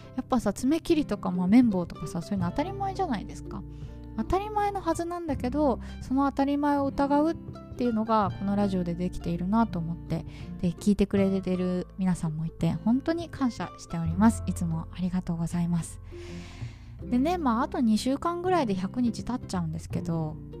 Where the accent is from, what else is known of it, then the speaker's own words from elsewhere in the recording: Tokyo, Japan; moved away as an adult; now in Hanoi, Vietnam; 私の実家東京なんですけど